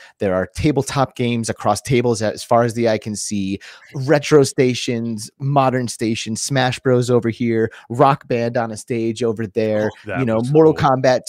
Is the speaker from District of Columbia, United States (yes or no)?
no; Phoenix, Arizona, United States; You were in our hometown, baby.